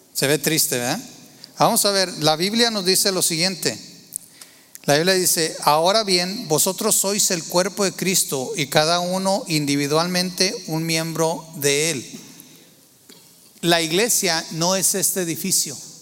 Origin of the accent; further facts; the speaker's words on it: Torreón, Coahuila, Mexico; moved away; yo nací en, Tierra Santa, Torreón, Coahuila